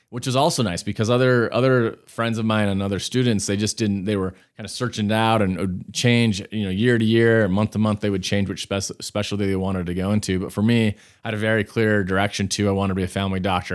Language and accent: English; Salt Lake City, Utah, United States; also born or lived in New York; I grew up here in Salt Lake. So I am a, I'm a local